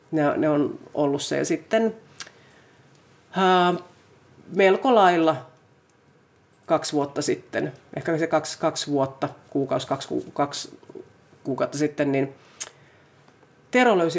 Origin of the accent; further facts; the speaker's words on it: Finland; mä olin sieltä maaseudulta kotoisin